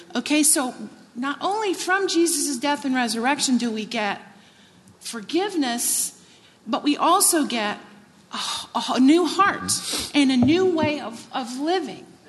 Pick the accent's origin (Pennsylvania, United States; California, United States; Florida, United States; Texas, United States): Texas, United States; I grew up in Texas.